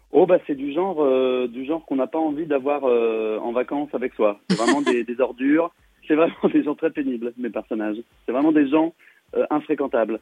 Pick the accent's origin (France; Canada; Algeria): France; Saône-et-Loire, Bourgogne-Franche-Comté; j'ai grandi en Saône-et-Loire, ouais. J'ai fait toutes mes études en Saône-et-Loire